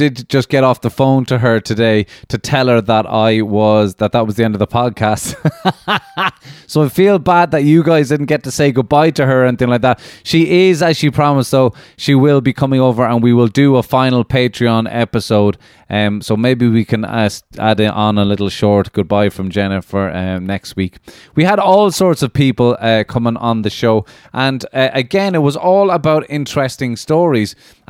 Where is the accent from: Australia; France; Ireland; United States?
Ireland; I didn't grow up in an Irish household. I grew up in Ireland, but you will hear this woman, you'll realize that, oh, there's a different culture going on there in the home.